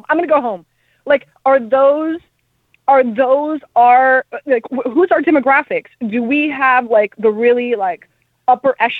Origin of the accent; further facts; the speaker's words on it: Miami, Florida, United States; I'm from Miami.